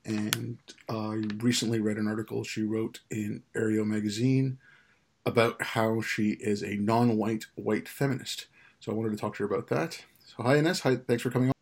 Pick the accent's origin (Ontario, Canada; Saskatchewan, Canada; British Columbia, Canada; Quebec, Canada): Quebec, Canada; also born or lived in India; I grew up in Canada